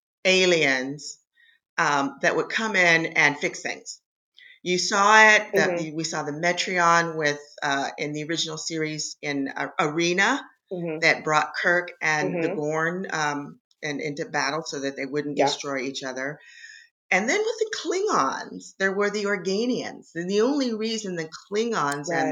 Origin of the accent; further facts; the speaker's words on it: Oakland, California, United States; I'm from Oakland